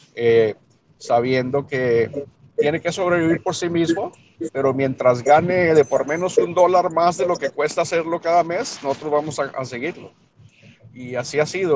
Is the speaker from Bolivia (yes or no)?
no; El Paso, Texas, United States; first language Spanish; also born or lived in Mexico; crecí en El Paso, Texas, pero nací yo en México. Llegamos a los Estados Unidos, ah, llegamos a los Estados Unidos en el 75, cuando ya era un, jovencito, un niño